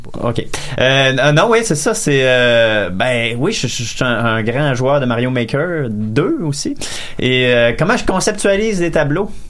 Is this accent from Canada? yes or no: yes; Lévis, Quebec, Canada; je viens de Lévis, c'est mon hood